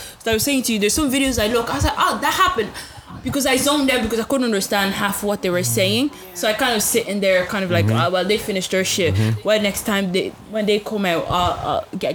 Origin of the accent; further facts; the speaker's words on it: Nigeria; I'm Nigerian